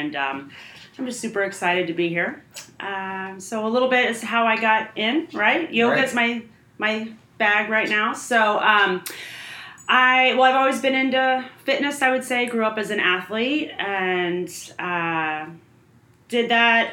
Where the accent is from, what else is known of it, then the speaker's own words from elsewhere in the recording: Fishers, Indiana, United States; I grew up in Fishers, Indiana